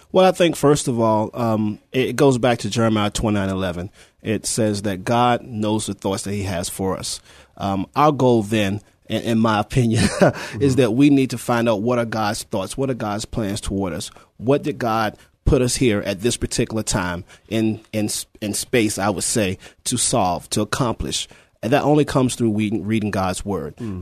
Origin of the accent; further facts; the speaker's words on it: Petersburg, Virginia, United States; moved away as an adult; now in San Antonio, United States; I'm originally from Petersburg, Virginia. Um, moved here in 1994, in the military, of course, Army